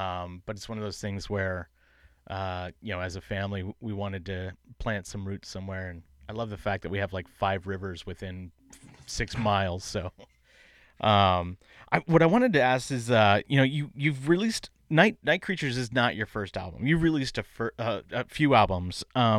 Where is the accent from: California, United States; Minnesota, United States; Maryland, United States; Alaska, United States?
California, United States; Bay Area; moved away as an adult; now in Portland, United States; I grew up in the Bay Area